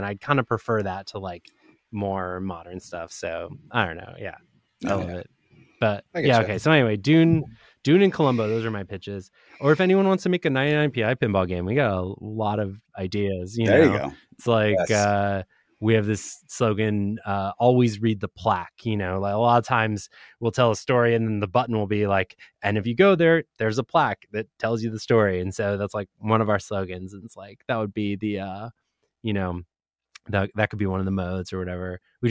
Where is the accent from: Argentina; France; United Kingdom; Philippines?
Argentina; I'm from Argentina, so it's like this was a huge World Cup year for me.